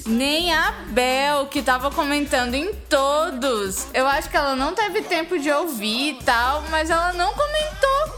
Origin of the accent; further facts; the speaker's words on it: São Paulo, Brazil; Eu sou paulista.